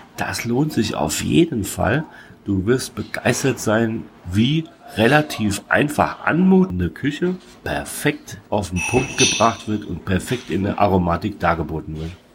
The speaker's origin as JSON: {"language": "German", "region": "Hesse", "country": "Germany", "tie": "born or raised there", "said": "als gebürtiger Hesse"}